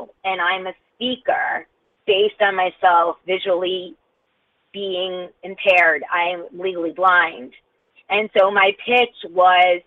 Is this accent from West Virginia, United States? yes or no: no; Connecticut, United States; I'm from Connecticut.